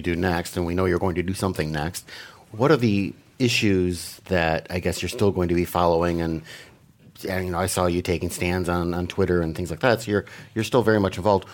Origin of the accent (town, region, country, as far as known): Green Bay, Wisconsin, United States; born or raised there